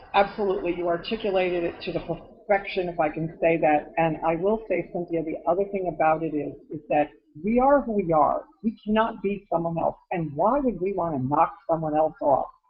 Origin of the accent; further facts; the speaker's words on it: Connecticut, United States; moved away; I'm from Connecticut originally